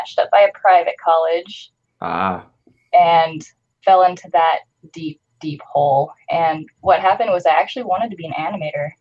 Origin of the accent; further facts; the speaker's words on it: Montana, United States; I grew up in Montana